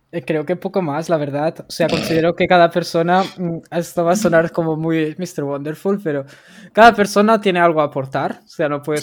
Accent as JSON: {"language": "Spanish", "town": "Barcelona", "region": "Catalonia", "country": "Spain", "said": "yo soy de Barcelona"}